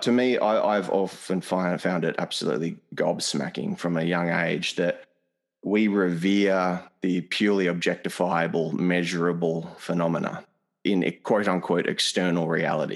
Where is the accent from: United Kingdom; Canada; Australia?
Australia; an Australian, a European Australian